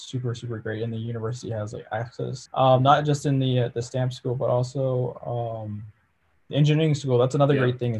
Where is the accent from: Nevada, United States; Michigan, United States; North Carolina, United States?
Michigan, United States; I was born and raised in Michigan. I've been here pretty much my whole life